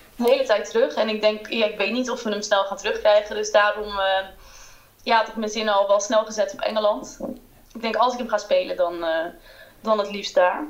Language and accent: Dutch; Haarlem, North Holland, Netherlands; moved away as an adult; also born or lived in London; ik kom uit Haarlem